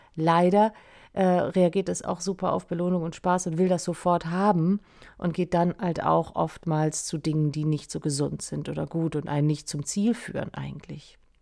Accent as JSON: {"language": "German", "region": "Schleswig-Holstein", "country": "Germany", "moved": "yes", "lives_now": "Lüneburg, Germany", "said": "ich bin ursprünglich aus Schleswig-Holstein und sitz jetzt ja in Lüneburg"}